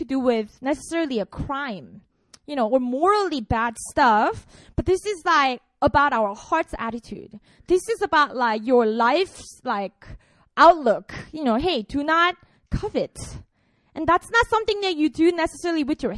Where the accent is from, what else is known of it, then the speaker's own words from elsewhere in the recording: Busan, South Korea; I'm from Korea. I was born and raised in Busan